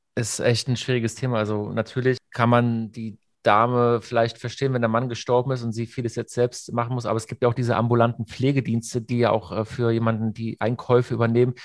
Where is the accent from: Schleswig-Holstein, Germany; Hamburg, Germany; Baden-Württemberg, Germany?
Baden-Württemberg, Germany; near Hockenheim; wir sind ja beide äh, aus der Nähe von Hockenheim